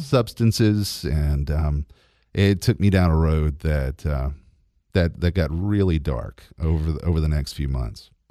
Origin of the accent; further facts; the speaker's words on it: LaGrange, Georgia, United States; I was born in LaGrange and have lived there my entire life, and I still live there